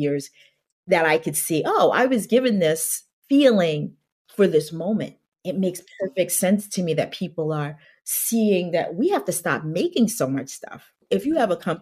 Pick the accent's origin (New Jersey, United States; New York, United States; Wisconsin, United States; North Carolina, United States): New York, United States; New York City; I grew up on Staten Island